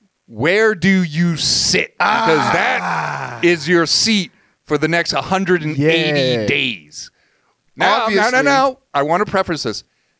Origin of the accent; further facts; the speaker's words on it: Massachusetts, United States; moved away; I grew up in Massachusetts, which is notoriously famous for education, right?